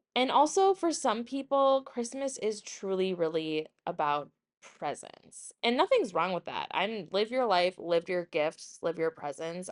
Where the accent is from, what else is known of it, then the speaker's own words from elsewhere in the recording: Woodbury, United States; growing up in Woodbury, a richer suburb